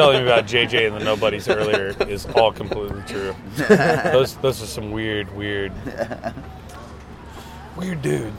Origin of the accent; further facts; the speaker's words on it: Louisiana, United States; I grew up in Louisiana where there was nothing.